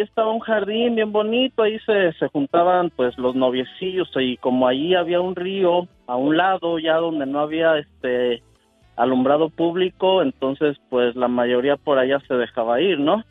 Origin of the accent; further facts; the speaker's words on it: Querétaro, Mexico; yo soy de Querétaro y mi pueblito se llamaba Los Positos